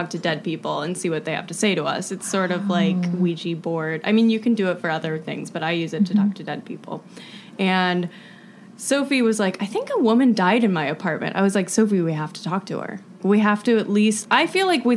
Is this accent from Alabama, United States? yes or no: no; East Aurora, New York, United States; I grew up in Buffalo, New York, in this little shitty small town named East Aurora